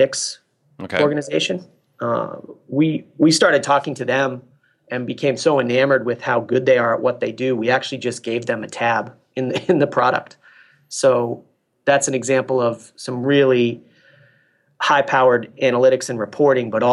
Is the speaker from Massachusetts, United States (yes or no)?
yes; Massachusetts, United States; moved away as an adult; also born or lived in Newport Beach, California / San Diego, California; I grew up in Massachusetts